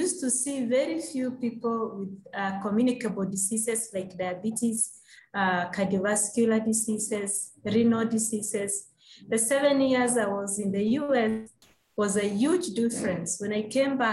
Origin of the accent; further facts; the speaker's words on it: Kisii, Kisii County, Kenya; the place where I grew up in Kisi, it's a warm, wet place